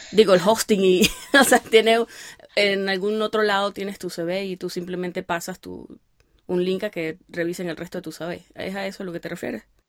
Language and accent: Spanish; Venezuela; nosotros ser de Venezuela